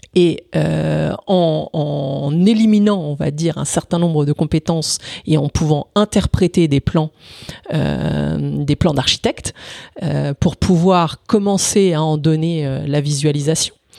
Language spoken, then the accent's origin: French; Italy; moved away; Je suis né en Italie, donc euh, avec un père euh, italien et entrepreneur